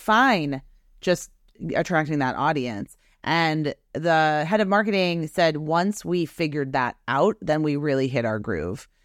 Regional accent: Beverly, Massachusetts, United States; also born or lived in Wenham, Massachusetts; I'm from Beverly, Massachusetts

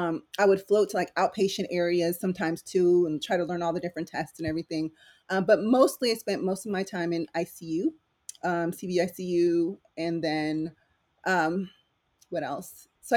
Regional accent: San Diego, California, United States; English is a second language; also born or lived in Philippines; And I actually didn't come to the United States till I was probably like 8 or 9. So English wasn't my first language. So I'm kind of was raised in San Diego, lived there all my life

